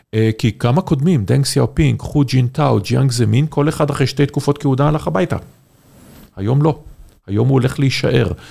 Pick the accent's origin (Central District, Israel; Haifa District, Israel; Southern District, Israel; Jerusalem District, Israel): Haifa District, Israel; Haifa; אני חיפאי